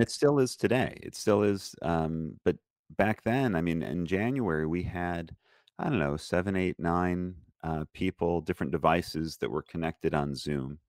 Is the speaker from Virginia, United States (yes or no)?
no; Lansing, Michigan, United States; moved away as an adult; also born or lived in Detroit area, Michigan / Israel / Colleyville, Texas; I grew up in Lansing, Michigan, and I was the only Jewish kid in my school